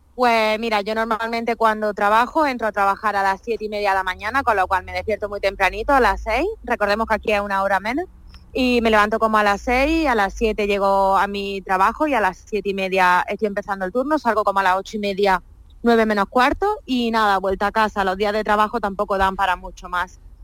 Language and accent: Spanish; Linares, Andalusia, Spain; moved away as an adult; Yo soy muy, muy andaluza y lo llevo por bandera. Lógicamente, echo mucho de menos mi tierra.